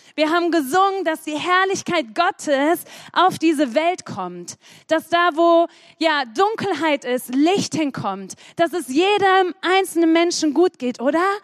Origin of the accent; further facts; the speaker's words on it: Sprockhövel, North Rhine-Westphalia, Germany; Ich komme aus dem bedeutenden Ort Sprockhövel